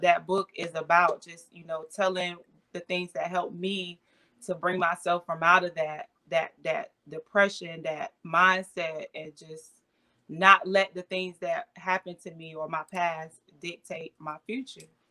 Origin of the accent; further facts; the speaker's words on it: Avon Park, Florida, United States; I'm originally from Avon Park, Florida, is where I was born and raised. So I'm a Florida girl